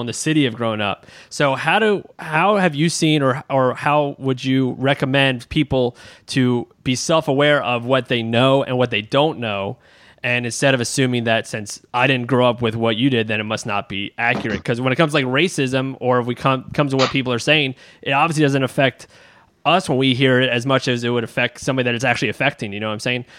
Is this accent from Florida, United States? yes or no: no; Baltimore, Maryland, United States; My, my brother and I being we're we're from Baltimore. Uh, we are we lived five minutes outside Baltimore City